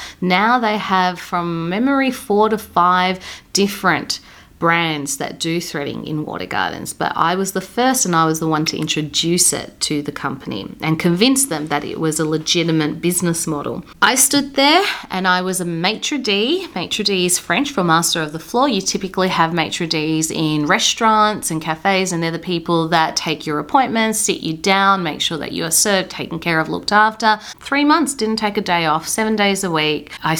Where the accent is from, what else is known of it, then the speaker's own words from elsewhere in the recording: Sunshine, Victoria, Australia; I was born in Footscray Hospital. That is the same council of High Point Shopping Centre, okay? I grew up in Sunshine, Deer Park, Keilor Downs, Taylor's Lakes. Who am I kidding? I am a Westie.